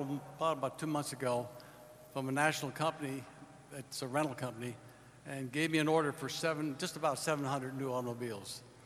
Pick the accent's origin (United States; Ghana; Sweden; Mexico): United States; Allentown, Pennsylvania; I'm from Allentown, Pennsylvania.